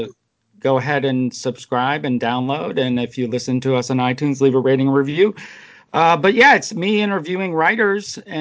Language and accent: English; New Jersey, United States; I was born in New Jersey